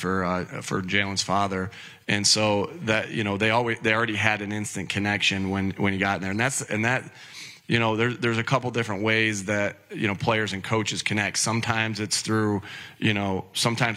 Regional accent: Jamestown, New York, United States; as a kid growing up in Jamestown, New York, near the Buffalo area

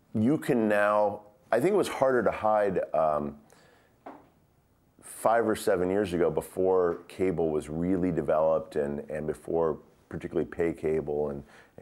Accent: United States; also born or lived in Glasgow, Scotland; now in Los Angeles, United States; I'm not Scottish. I'm American. I got an American passport.

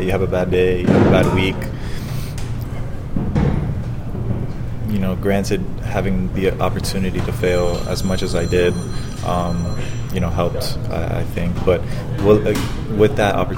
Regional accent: Florida, United States

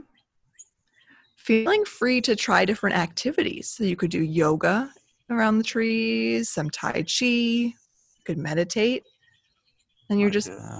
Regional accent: Michigan, United States; growing up in Michigan, the winters were cold and often very, very gray

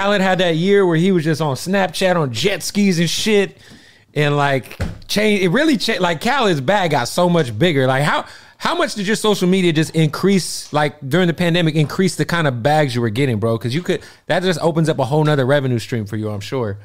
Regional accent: West Coast, United States; also born or lived in Florida; I'm from the West Coast

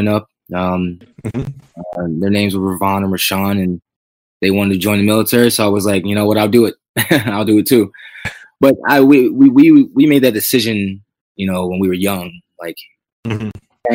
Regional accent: Akron, Ohio, United States; also born or lived in Cleveland, Ohio; It was Cleveland, Ohio is where I was born. And then, I was raised near Akron

